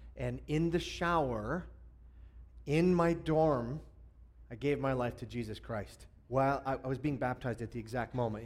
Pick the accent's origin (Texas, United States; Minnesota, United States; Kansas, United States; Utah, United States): Minnesota, United States; Hibbing; I grew up in uh, northern Minnesota, and I originally uh, was an Iron Ranger